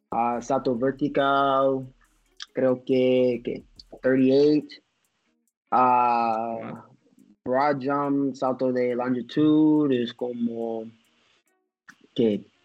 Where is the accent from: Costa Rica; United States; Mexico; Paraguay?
United States; sí soy un, ah, soy un americano, pero también tengo otro pasaporte, pero se expired.